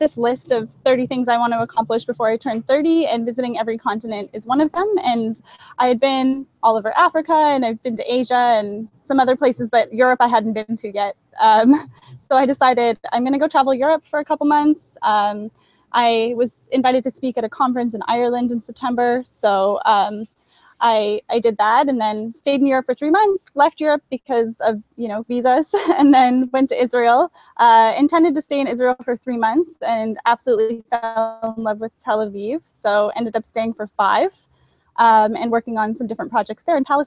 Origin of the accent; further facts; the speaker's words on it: Toronto, Ontario, Canada; moved away as an adult; also born or lived in Rwanda; I'm originally from Toronto, Canada